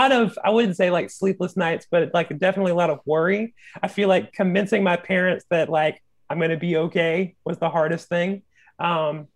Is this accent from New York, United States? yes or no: no; Sumter, South Carolina, United States; moved away as an adult; also born or lived in Orangeburg, South Carolina; now in Greensboro, United States; I'm from Sumter, South Carolina originally